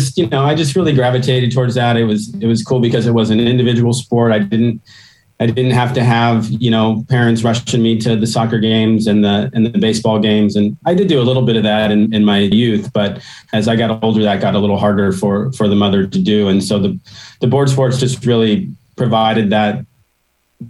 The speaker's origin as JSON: {"language": "English", "town": "Pismo Beach", "region": "California", "country": "United States", "tie": "born or raised there", "also_born_or_lived": "El Dorado Hills, California", "said": "I grew up on the Central Coast in a small town, Pismo Beach, California"}